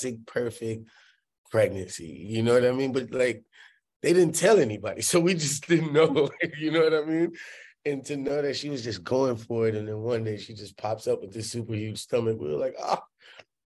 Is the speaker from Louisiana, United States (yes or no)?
yes; New Orleans, Louisiana, United States; moved away; I grew up in New Orleans